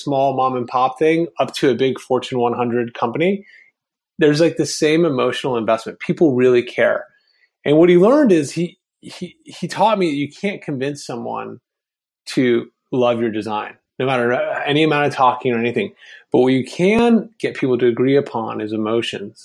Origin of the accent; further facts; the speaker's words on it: Vienna, Virginia, United States; the town I grew up in Vienna, Virginia